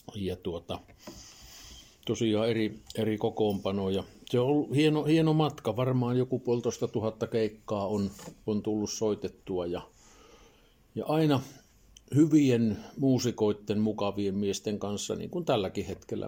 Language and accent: Finnish; Laukaa, Central Finland, Finland; now in Lievestuore, Finland; Mä oon Laukaalainen syntyisin tuolta toiselta reunalta pitäjää